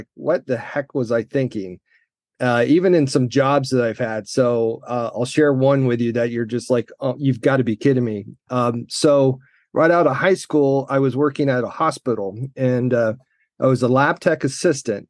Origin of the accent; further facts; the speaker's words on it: Central Florida, United States; Central Florida kid, never been overseas.